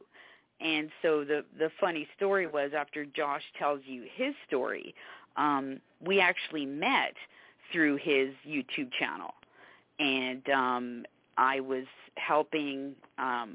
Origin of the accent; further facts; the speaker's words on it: Canada; now in Savannah, United States; I'm actually from Canada